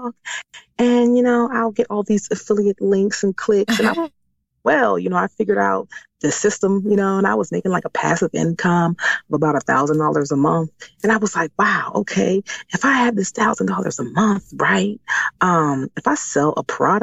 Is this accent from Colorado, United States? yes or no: no; Washington, District of Columbia, United States; moved away as an adult; now in Maryland, United States; I was born and raised in Washington, D.C., and I currently live in Maryland.